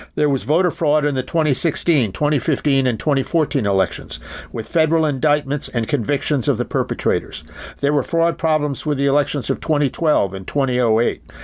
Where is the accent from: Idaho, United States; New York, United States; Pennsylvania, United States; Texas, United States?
Pennsylvania, United States; my home state of Pennsylvania